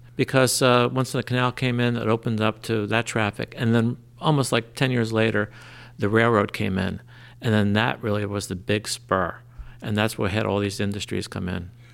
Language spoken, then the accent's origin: English; Trenton, New Jersey, United States; now in Lambertville, United States; I grew up in Trenton.